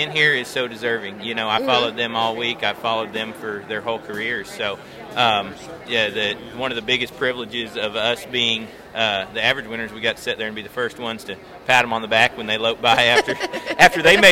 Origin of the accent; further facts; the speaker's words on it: Kansas, United States; I was born in Kansas